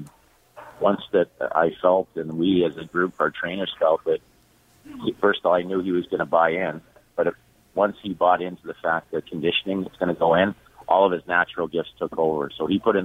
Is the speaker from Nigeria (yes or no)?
no; Toronto, Ontario, Canada; moved away as an adult; now in Los Angeles, United States; my hometown